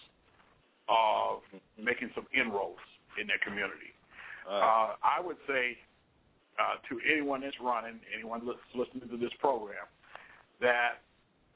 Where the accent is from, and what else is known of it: Cleveland, Ohio, United States; born or raised there; now in Chicago, United States